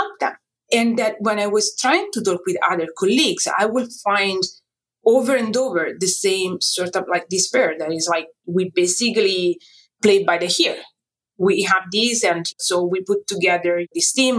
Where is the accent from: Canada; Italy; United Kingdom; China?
Italy; moved away as an adult; now in United States; So I came from Italy